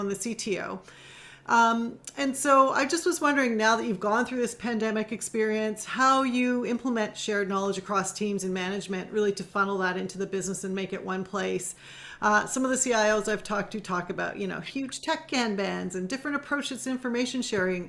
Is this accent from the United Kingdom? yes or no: no; Canada; my own culture and growing up in Canada